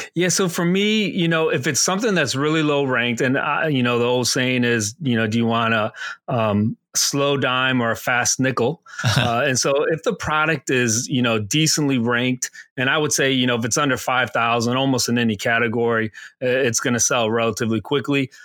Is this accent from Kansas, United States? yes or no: no; Aurora, Illinois, United States; moved away as an adult; also born or lived in Pennsylvania; I'm originally from Aurora, Illinois, um, famous for the home of Wayne's World